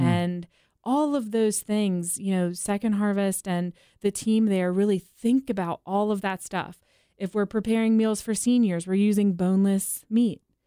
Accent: East Coast, United States; now in Nashville, United States; born and raised on the East Coast

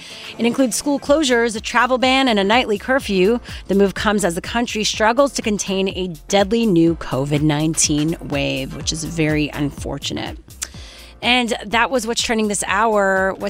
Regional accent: Canada; growing up in Canada

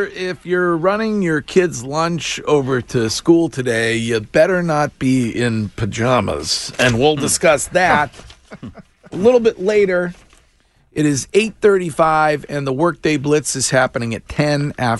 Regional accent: Stow, Massachusetts, United States; my hometown of Stowe, Massachusetts.

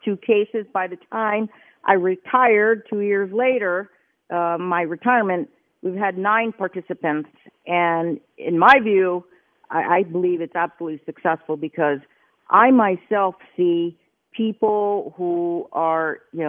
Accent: New Jersey, United States; now in Las Vegas, United States; I'm a kid from New Jersey. I'm the Jersey girl judge

